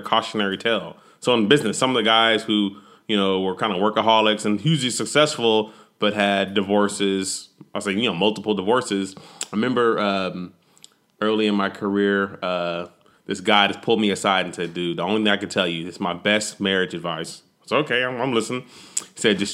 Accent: Texas, United States; I'm a Texan

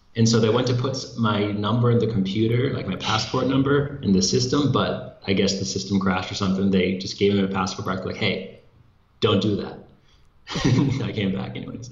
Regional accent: United States; moved away as an adult; now in Brazil; I'm an American living in Brazil

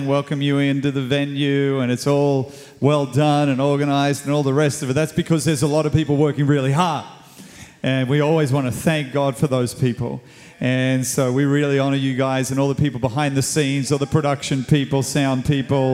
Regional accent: Sydney, New South Wales, Australia; moved away as an adult; now in Cape Town, South Africa; I moved from Australia. I was Australian.

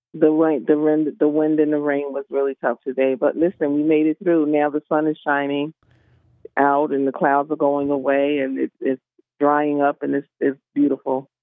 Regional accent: Philadelphia, Pennsylvania, United States; moved away; I'm from the city. I'm from Philadelphia up north

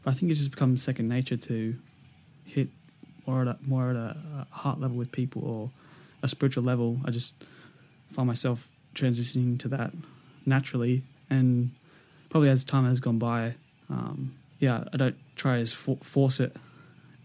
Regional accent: Sydney, New South Wales, Australia; moved away as an adult; also born or lived in Grafton; now in Windsor, Australia; I grew up in Western Sydney in St. Clair.

